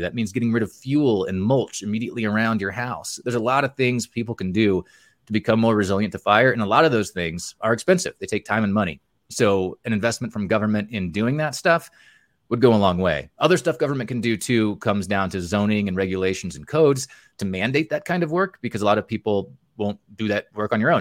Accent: Montana, United States; here in my home state, Montana

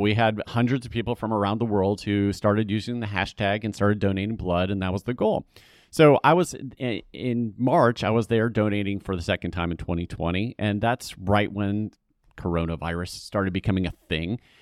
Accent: Atlanta, Georgia, United States; also born or lived in California; now in Charlotte, United States; I was raised in Atlanta, so I'm, I'm familiar with the South

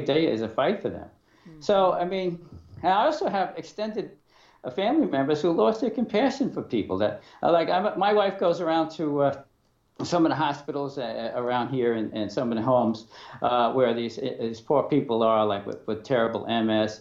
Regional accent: New York City, New York, United States; I was born in Brooklyn, like you said. I went to an all-male parochial school

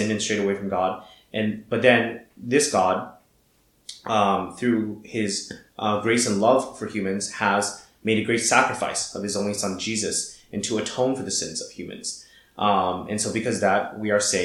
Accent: Shanghai, China; I was born and raised in Shanghai

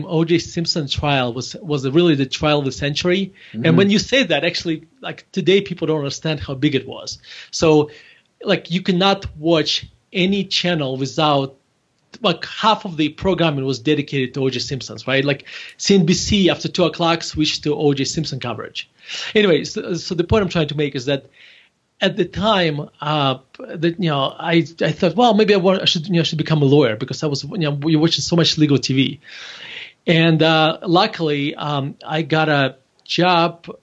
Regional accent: Murmansk, Murmansk Oblast, Russia; English is a second language; moved away as an adult; now in United States; I actually was born in Murmansk, Russia

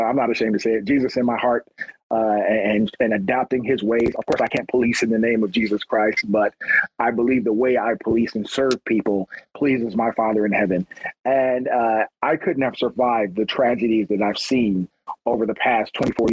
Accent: Long Beach, California, United States; I'm from Long Beach too, so I got a little bit of hood in me

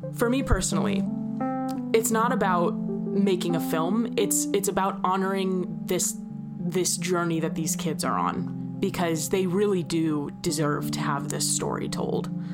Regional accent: Missouri, United States; I'm from Missouri

